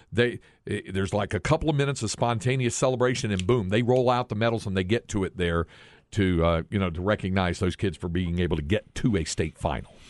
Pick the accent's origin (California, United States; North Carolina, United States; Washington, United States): North Carolina, United States; Greensboro; my hometown of Greensboro, North Carolina.